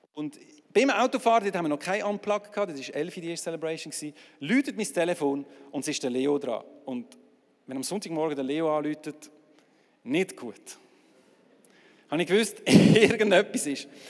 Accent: Aargau, Switzerland; als Aargauer

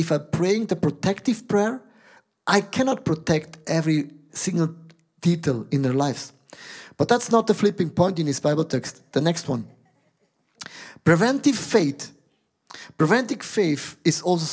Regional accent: Switzerland; I'm a Swiss guy

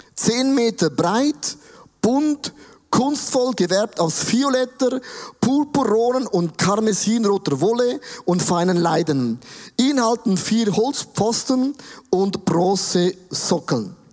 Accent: Switzerland; Wir sind auch Schweizer

